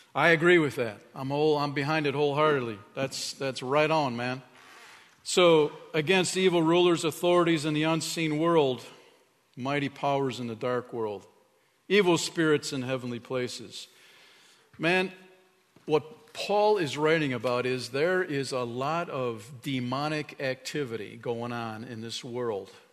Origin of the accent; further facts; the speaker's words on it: Chicago, Illinois, United States; moved away; when I was a little dude growing up in Chicago area